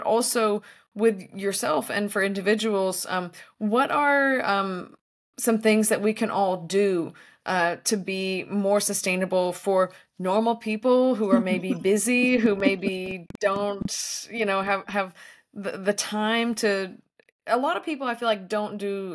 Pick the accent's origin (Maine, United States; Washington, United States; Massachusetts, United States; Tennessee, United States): Tennessee, United States; now in California, United States; where I grew up in Tennessee